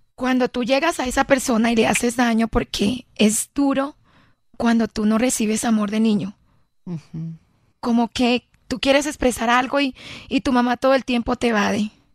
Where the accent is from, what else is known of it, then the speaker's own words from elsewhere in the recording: Villanueva, La Guajira, Colombia; el plato típico de allá de Villanueva, Guajira